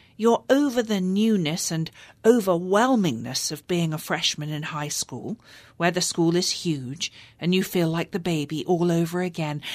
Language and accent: English; London, United Kingdom; moved away as an adult; now in United States; English women like me who grew up in London